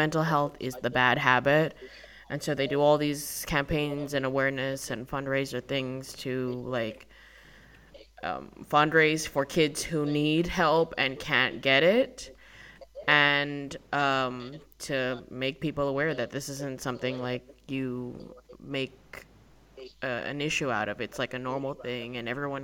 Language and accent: English; Australia; moved away; I'd go into a shop in my hometown. I'm not from, like, a big city.